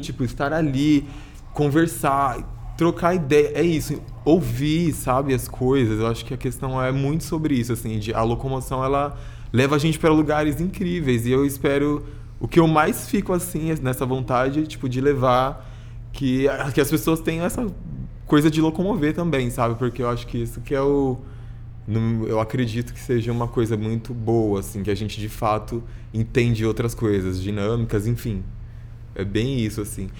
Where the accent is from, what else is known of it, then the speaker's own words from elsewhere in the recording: São Paulo, Brazil; eu sou de Itaquera, super longe, assim